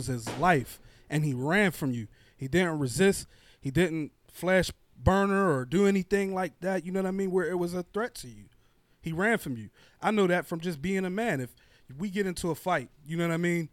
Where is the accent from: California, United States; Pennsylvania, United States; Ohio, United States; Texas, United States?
Pennsylvania, United States; Braddock; also born or lived in East Pittsburgh, Pennsylvania; I'm coming from Braddock